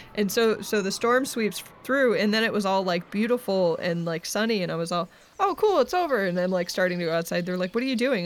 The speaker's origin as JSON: {"language": "English", "region": "New Hampshire", "country": "United States", "moved": "as an adult", "lives_now": "California, United States", "said": "I was from New Hampshire"}